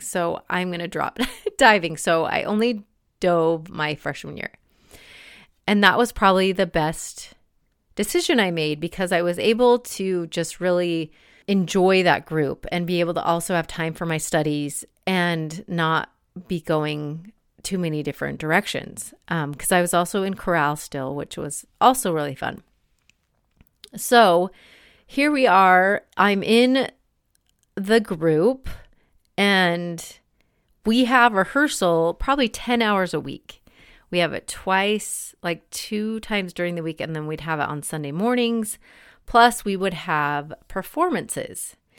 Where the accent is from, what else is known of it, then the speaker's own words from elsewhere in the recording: Salt Lake City, Utah, United States; moved away as an adult; also born or lived in Boston; I grew up in Salt Lake City